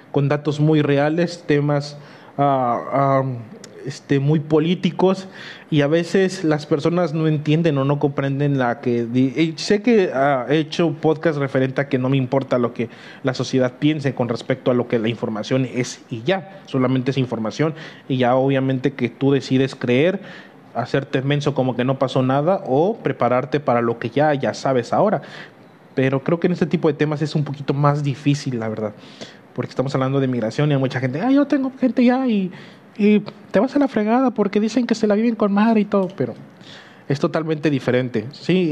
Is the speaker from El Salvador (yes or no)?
no; Huejotzingo, Puebla, Mexico; soy de Huejotzingo a la fregada.